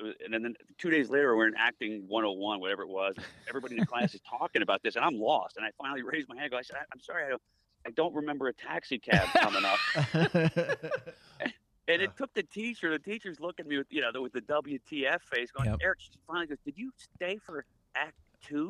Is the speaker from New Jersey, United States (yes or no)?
yes; Ewing, New Jersey, United States; also born or lived in Cleveland, Ohio / Monterey, California; by the time I was in second grade, we were in Ewing, New Jersey, and that's where I grew up